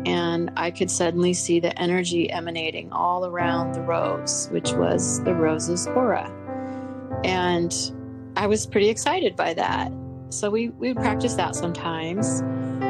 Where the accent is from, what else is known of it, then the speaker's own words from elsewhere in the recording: Pacific Northwest, United States; we grew up in the Pacific Northwest